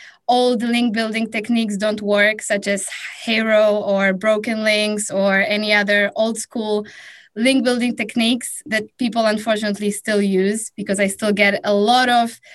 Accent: Warsaw, Masovian Voivodeship, Poland; I'm hailing from Warsaw, Poland.

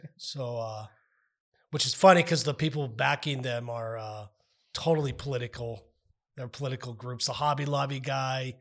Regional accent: United States; I'm also an American

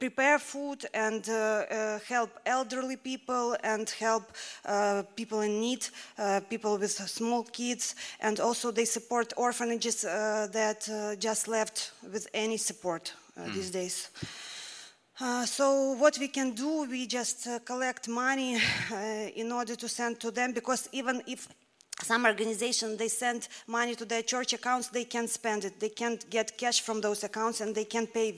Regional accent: Ukraine; moved away as an adult; also born or lived in Moscow, Russia; We are actually from Ukraine. We almost 20 years ago went as missionaries to Moscow

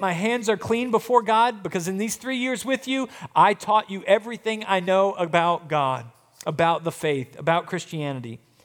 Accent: United States

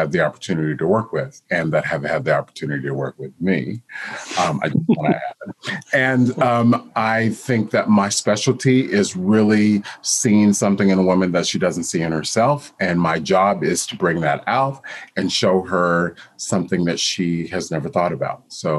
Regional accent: Texas, United States; also born or lived in Japan / Germany / Hawaii; now in New York City, United States; We traveled all over the globe from Japan, Germany, Hawaii, Texas. I say that I am a Texan because that was the longest place I lived until living in New York City for over 20 years.

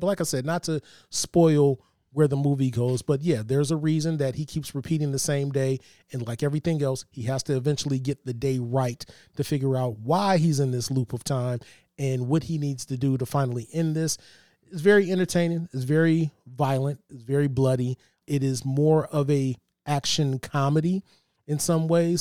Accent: East Cleveland, Ohio, United States; the house I grew up in in East Cleveland

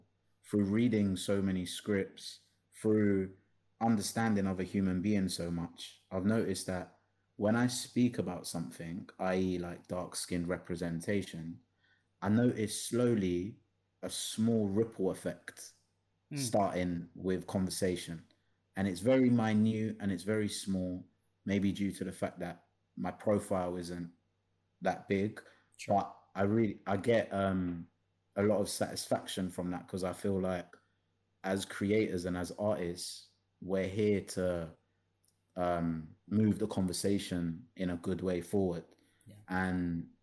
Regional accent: London, United Kingdom; Am I like a South Londoner?

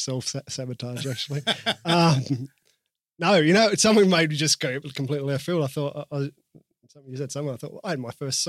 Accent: Sydney, New South Wales, Australia; moved away; also born or lived in Noosa; Westies. We're old Westies from Sydney.

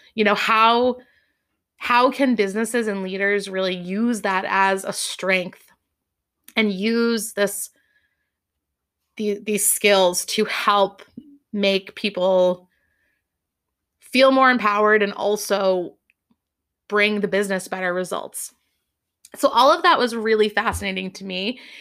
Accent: Massachusetts, United States; also born or lived in Boston / Amherst; I grew up in Massachusetts

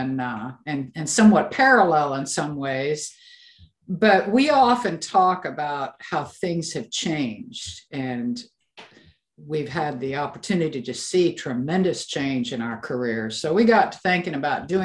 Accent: Pacific Northwest, United States; also born or lived in eastern Washington; I'm from the Pacific Northwest

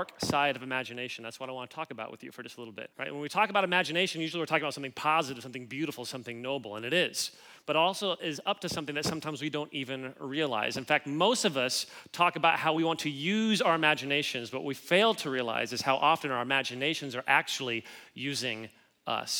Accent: Kansas City, Missouri, United States; moved away as an adult; now in Los Angeles, United States; I grew up in Kansas City

